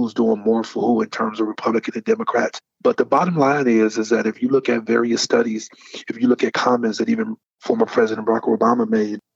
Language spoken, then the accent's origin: English; Detroit, Michigan, United States; my personal life growing up in Detroit, Michigan during the 80s